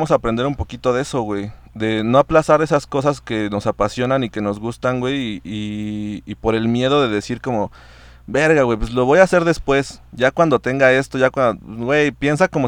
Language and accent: Spanish; Mexico; Como buena mexicana nomás sonreí y afirmé con la cabeza, pero ni había entendido qué pedo.